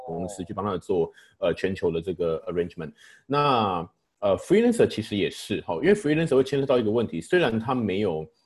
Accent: Taichung, Taiwan; also born or lived in Kaohsiung; 我在高雄出生，不过我很小就，就搬到台中去了

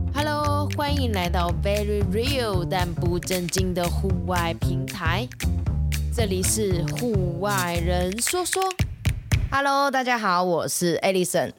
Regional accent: Taiwan; 我们台湾人

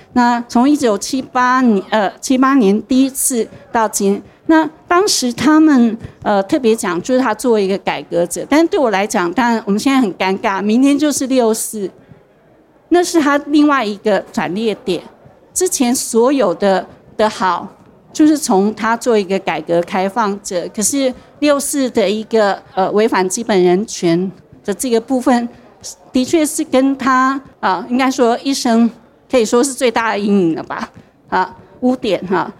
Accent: Taichung, Taiwan; 因为我是台中人嘛

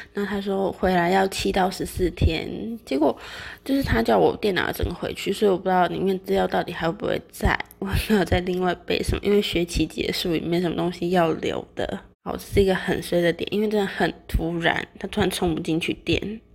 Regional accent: Taiwan; 我们台湾人

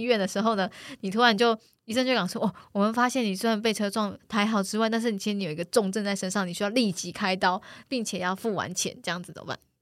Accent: Taichung, Taiwan; now in Taipei, Taiwan; 我也台中人

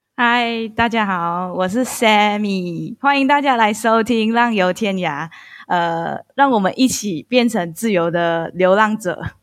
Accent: Malaysia; accent: Malaysian; moved away as an adult; also born or lived in Kaohsiung, Taiwan; 我其实是个混血儿，然后我是混马来西亚跟台湾，然后我从出生到十八岁都是在马来西亚，然后十八岁之后就去台湾念大学

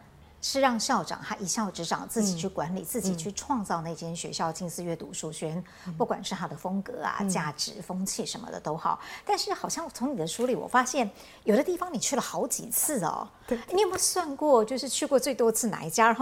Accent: Yongjing, Changhua County, Taiwan; 对哦，是我的家乡，对，

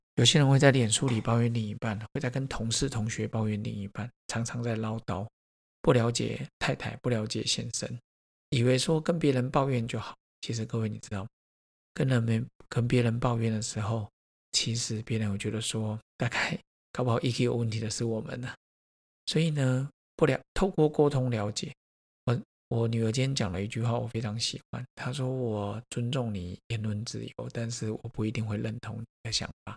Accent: Taiwan; 我说，“嗯，台湾人

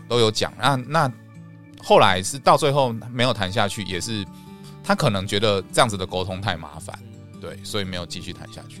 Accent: Taiwan; 我们台湾人

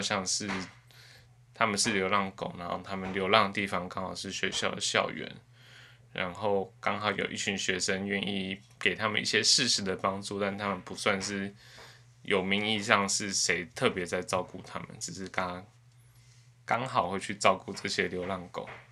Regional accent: Taipei, Taiwan; 因为我从小在台北市长大

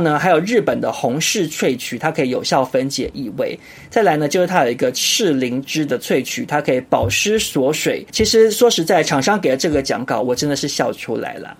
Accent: Taiwan; 我们台湾人

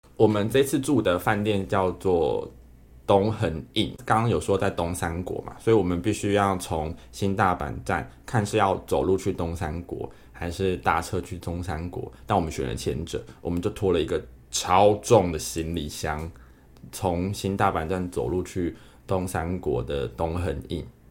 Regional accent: Taiwan; 你们从台湾来，我说对

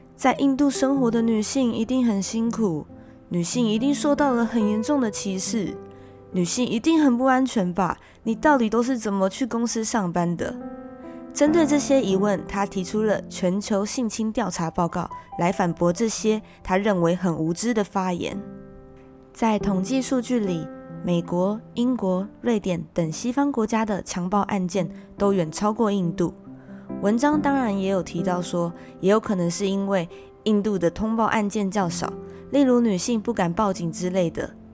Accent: Taiwan; 从小在台湾长大的我

